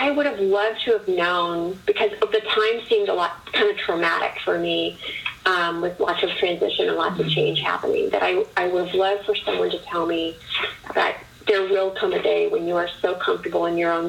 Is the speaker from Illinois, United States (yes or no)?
yes; Chicago, Illinois, United States; moved away as an adult; also born or lived in East Coast; now in Indianapolis, United States; I was born and raised in the Chicago area